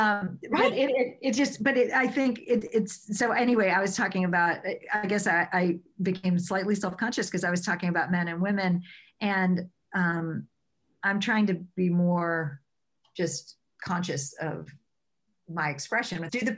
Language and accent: English; the South, United States; And I grew up in the South.